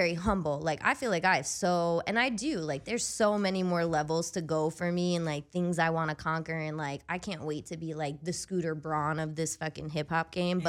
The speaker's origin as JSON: {"language": "English", "area": "the Poconos", "region": "Pennsylvania", "country": "United States", "tie": "born or raised there", "also_born_or_lived": "Scranton, Pennsylvania", "moved": "as an adult", "said": "I grew up in the Poconos"}